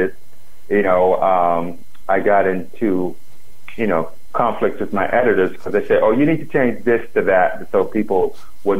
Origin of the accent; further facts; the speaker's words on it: the South, United States; I'm from the South, I'm African American